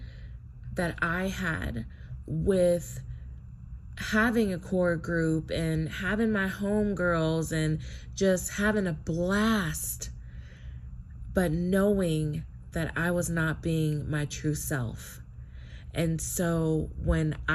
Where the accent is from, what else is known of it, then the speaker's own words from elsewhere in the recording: United States; I am a Black American, and I'm Native American